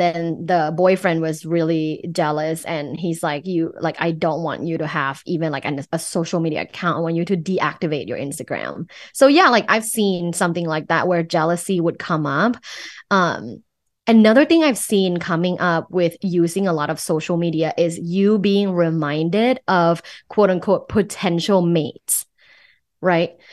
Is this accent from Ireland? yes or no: no; Thailand; English is a second language; moved away; Thai. So, I'm originally from Thailand. I moved here for school